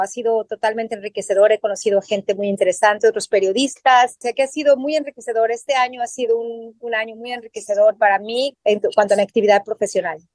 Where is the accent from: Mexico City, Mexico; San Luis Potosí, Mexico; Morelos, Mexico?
Mexico City, Mexico; moved away as an adult; now in Australia; Yo soy de la Ciudad de México, yo aprendí a nadar en la Ciudad de México